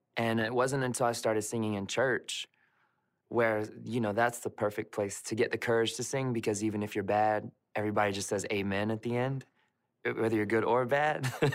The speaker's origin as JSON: {"language": "English", "town": "Memphis", "region": "Tennessee", "country": "United States", "tie": "born or raised there", "said": "Growing up around Memphis, Tennessee was an interesting place"}